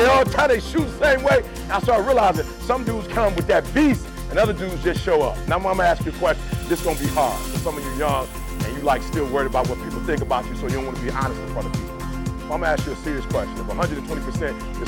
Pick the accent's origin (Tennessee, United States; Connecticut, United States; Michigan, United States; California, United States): Michigan, United States; Detroit; I'm from Detroit.